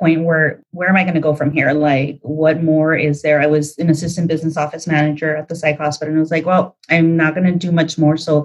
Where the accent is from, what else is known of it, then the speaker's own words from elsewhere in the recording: Pasadena, California, United States; also born or lived in Duarte; I grew up in Pasadena, Duarte area. I moved to Duarte right around middle school